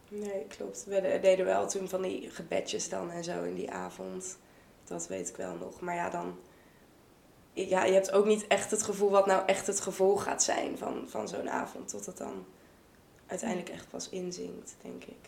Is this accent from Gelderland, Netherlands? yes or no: no; Vught, North Brabant, Netherlands; moved away as an adult; now in Leiden, Netherlands; Ik kom uit Vught. Ik woon inmiddels in Leiden.